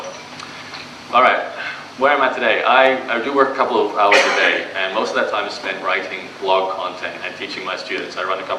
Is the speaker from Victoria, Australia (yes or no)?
no; Brisbane, Queensland, Australia; So I am born and raised in Brisbane, so if you ask me any questions about Australia, I'll know the answer to them.